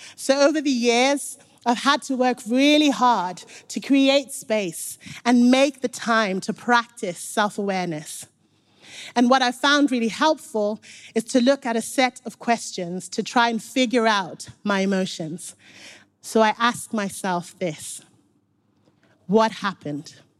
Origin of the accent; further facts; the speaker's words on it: Zimbabwe; now in Nottingham, United Kingdom; I grew up in Zimbabwe. So when I moved to Nottingham